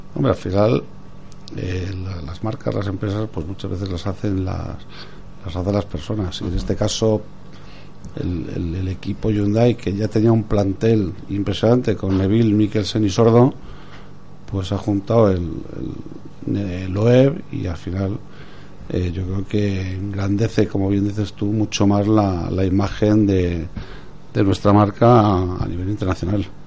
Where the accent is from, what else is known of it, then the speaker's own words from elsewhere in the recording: Spain; como español